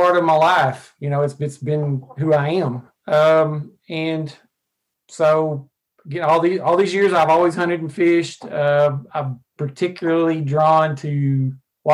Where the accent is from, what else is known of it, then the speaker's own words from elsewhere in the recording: Arkansas, United States; I lived in Arkansas my entire life. I actually live now about 45 minutes from the place I was born.